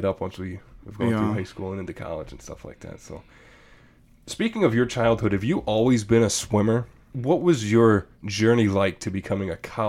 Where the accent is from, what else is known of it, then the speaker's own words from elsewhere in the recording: Green Bay, Wisconsin, United States; me, I'm from Green Bay, about 20 minutes just that direction.